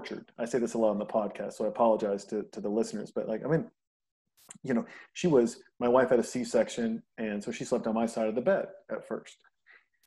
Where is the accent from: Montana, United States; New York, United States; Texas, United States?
Montana, United States; Bigfork; I grew up in Big Fork, Montana